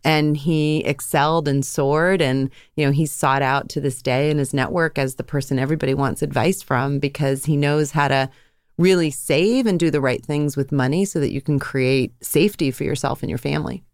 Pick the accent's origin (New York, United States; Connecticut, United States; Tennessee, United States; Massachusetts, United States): Massachusetts, United States; Andover; I grew up, uh, right outside of Boston in a town called Andover, Mass